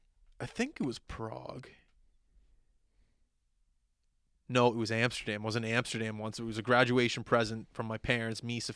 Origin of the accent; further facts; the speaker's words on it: Canada; And it just being Canadian there too.